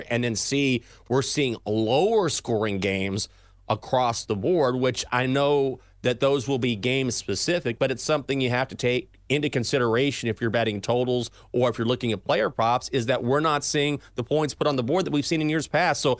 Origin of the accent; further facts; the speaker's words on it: Texas, United States; I grew up in Texas. We didn't get snow.